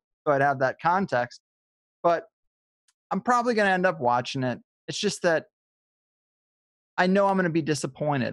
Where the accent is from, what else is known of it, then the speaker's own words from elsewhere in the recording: Missouri, United States; now in California, United States; I grew up in Missouri. I made the pilgrimage to California. I'm very happy and fortunate to live here